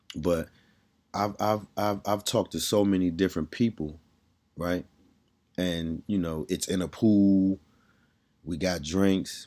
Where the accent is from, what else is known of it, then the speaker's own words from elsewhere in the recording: Washington, District of Columbia, United States; I'm from D C